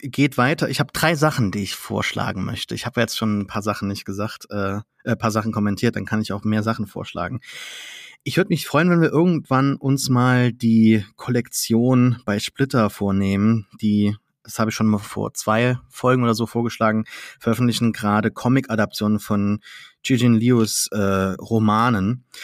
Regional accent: Saarland, Germany; bin kein Franzose, obwohl ich Saarländer bin

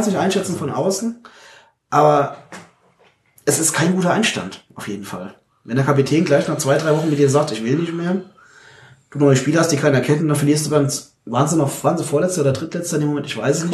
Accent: Munich, Bavaria, Germany; als Münchner

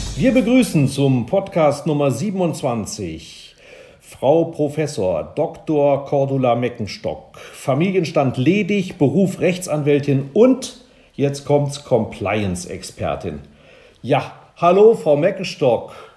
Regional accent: Germany; wir als Deutsche

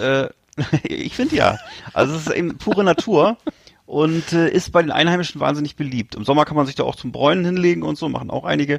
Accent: Northern Germany, Germany; accent: norddeutsch; mit meinem norddeutschen Akzent

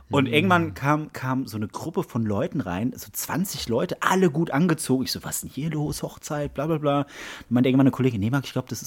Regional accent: Bavaria, Germany; born there; kann ich sagen, ich bin auch ein Bayer, ich wurde ja da geboren

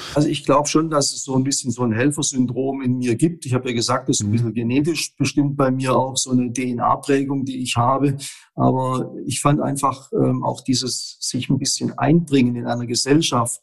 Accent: Bernhausen, Baden-Württemberg, Germany; wir haben in dem Ort Bernhausen, wo ich groß geworden bin

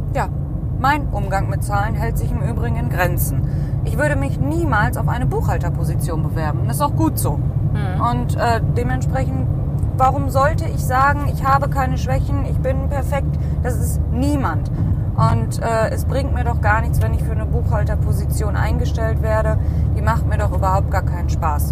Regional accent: Cologne, North Rhine-Westphalia, Germany; Wir kommen ja aus Köln

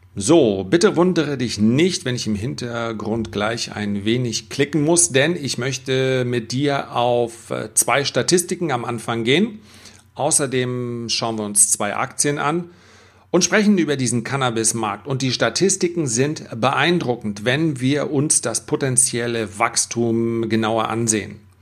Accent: Germany; wir als Deutscher

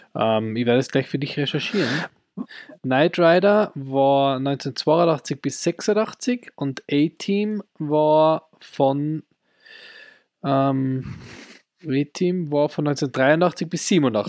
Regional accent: Austria; bei uns in Österreich am ORF

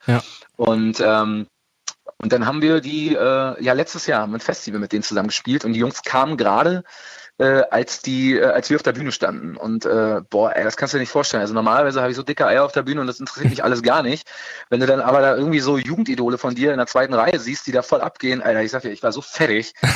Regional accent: Berlin, Germany; ich bin ja auch geborener Berliner

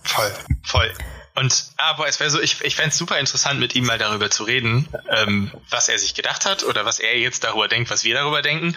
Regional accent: Ruhr area, North Rhine-Westphalia, Germany; ich komme ja aus dem Ruhrgebiet

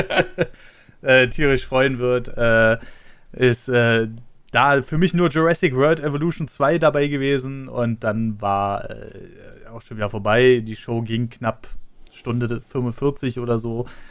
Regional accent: Berlin, Germany; Ich bin ja in Berlin aufgewachsen

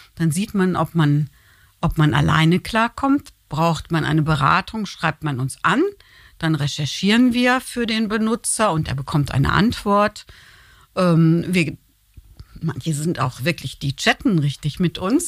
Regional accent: North Rhine-Westphalia, Germany; now in Cologne, Germany; ich bin Westfälin

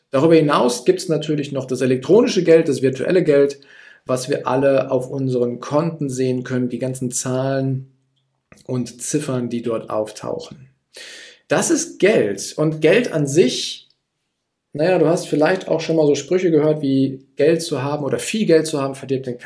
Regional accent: Gütersloh, North Rhine-Westphalia, Germany; Ich komme jetzt aus Gütersloh. Gütersloh liegt in Ostwestfalen und die Ostwestfalen sind eher zurückhaltend

